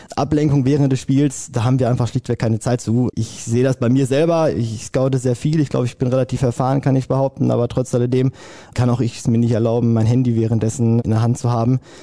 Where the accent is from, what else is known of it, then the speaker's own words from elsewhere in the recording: Hamm, North Rhine-Westphalia, Germany; mein Heimatverein ist der ASV Westfalen. Ich komme aus Hamm.